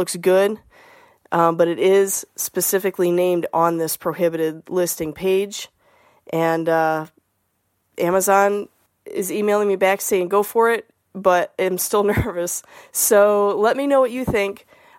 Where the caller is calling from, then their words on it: Toledo, Ohio, United States; Hi, Scott. … I'm from Toledo, Ohio.